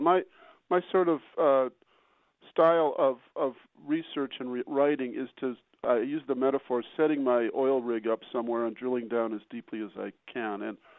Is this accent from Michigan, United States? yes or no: yes; Detroit, Michigan, United States; I was born in Detroit. My earliest memories are there of the Bablo boat and Hudson's department store.